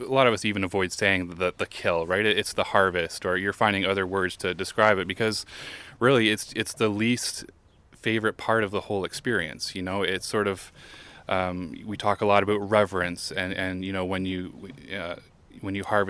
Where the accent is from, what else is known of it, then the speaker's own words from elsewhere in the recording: Lindsay, Ontario, Canada; I'm from Lindsay